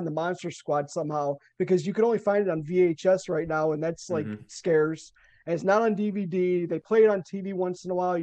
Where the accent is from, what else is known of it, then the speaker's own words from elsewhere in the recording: Chicago, Illinois, United States; I'm from Chicago